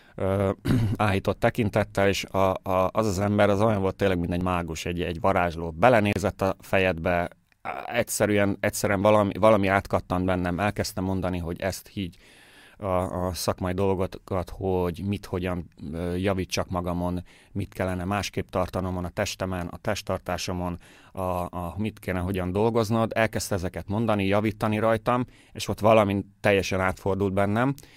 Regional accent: Győr, Győr-Moson-Sopron, Hungary; moved away as an adult; also born or lived in Budapest, Hungary / Germany; now in Baden, Austria; én győri születésű vagyok, Győrben végeztem a, a Győri Művészeti Iskolában

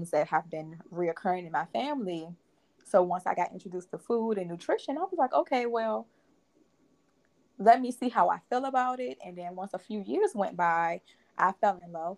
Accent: Richmond, Virginia, United States; I attended Virginia State University, which is in Richmond, Virginia, my hometown

